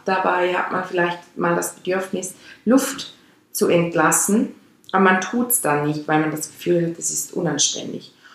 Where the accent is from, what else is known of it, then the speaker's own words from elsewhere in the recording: Switzerland; accent: Swiss German; first language Swiss German; German is a second language; Meine Muttersprache ist meines Erachtens Schweizerdeutsch. Obwohl ja bei uns Schweizern, die Schweizerdeutsch als Muttersprache haben